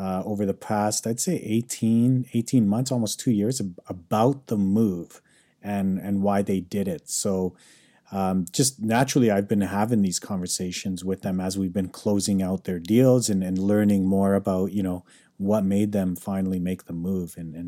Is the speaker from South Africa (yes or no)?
no; Calgary, Alberta, Canada; now in North Vancouver, Canada; born and raised in Calgary, currently living in North Vancouver